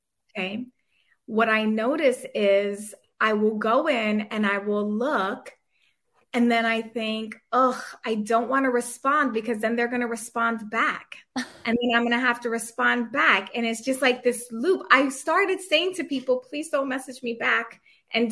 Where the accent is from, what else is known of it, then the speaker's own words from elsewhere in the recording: New York, United States; I'm from New York.